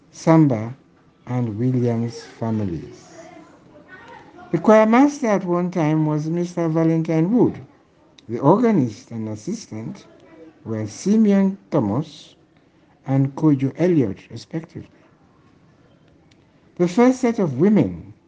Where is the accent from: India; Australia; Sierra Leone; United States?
Sierra Leone; moved away as an adult; also born or lived in Bonthe Island, Sierra Leone / Canada; My earliest memory of Zion includes scrubbing the church floor for the Harvest Sunday service, the Sunday school at the schoolroom